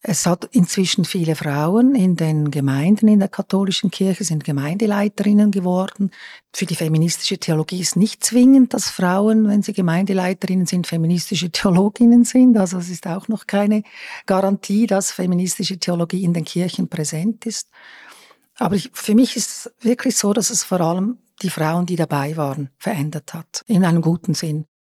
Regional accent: Lucerne, Switzerland; jetzt auch als Luzernerin

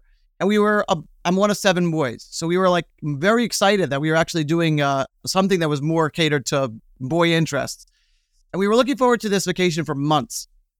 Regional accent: Brooklyn, New York, United States; In Brooklyn. I grew up in Brooklyn.

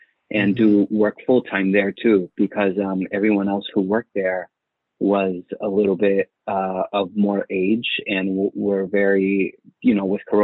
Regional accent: Boston, Massachusetts, United States; moved away as an adult; also born or lived in Connecticut / Malden / Dominican Republic (father) / Guatemala (mother); now in Los Angeles, United States; originally from Jamaica Plain, JP in Boston, 617 till the day

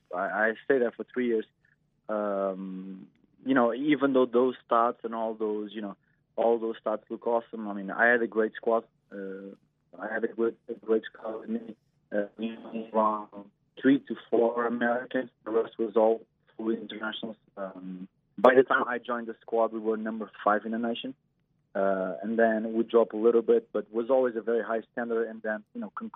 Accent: Portugal; first language Portuguese; English is a second language; now in United States; back in Europe, especially in Portugal, where I'm from

